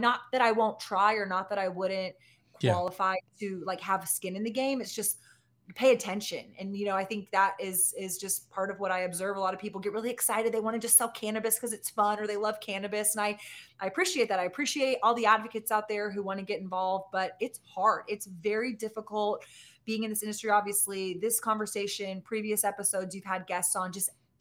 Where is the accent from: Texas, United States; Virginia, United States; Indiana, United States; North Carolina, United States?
Texas, United States; Austin; in our hometown of Austin, my hometown of Austin